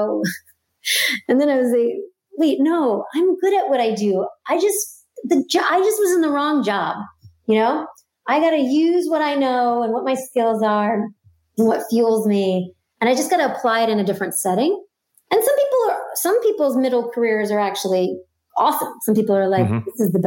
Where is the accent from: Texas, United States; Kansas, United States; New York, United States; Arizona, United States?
New York, United States; New York City; I grew up in Brooklyn